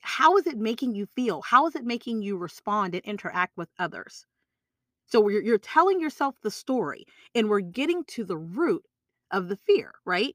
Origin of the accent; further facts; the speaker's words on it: Texas, United States; I'm from Texas